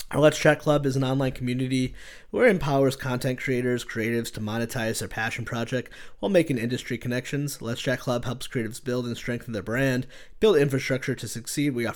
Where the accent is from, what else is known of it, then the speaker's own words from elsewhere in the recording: West Orange, New Jersey, United States; I grew up in West Orange.